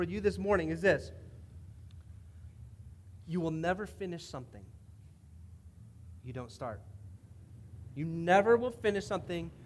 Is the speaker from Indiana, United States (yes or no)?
yes; Indiana, United States; I've grown up in Indiana where we play basketball, and we had just an amazing time growing up in the Hoosier State